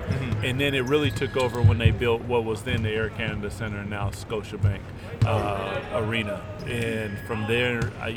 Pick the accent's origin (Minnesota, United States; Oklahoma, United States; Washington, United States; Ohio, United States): Washington, United States; Seattle; I'm from Seattle